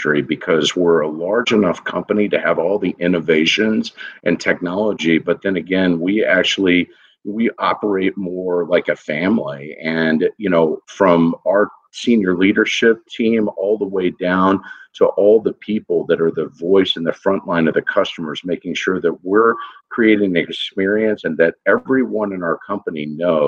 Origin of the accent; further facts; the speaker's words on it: Texas, United States; I'm originally from Texas